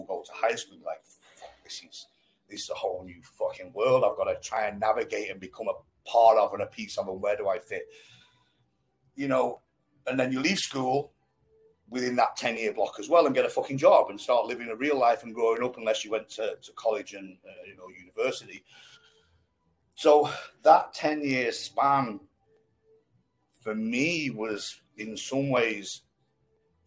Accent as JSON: {"language": "English", "town": "Blackpool", "region": "North West England", "country": "United Kingdom", "tie": "born or raised there", "said": "I grew up in Blackpool"}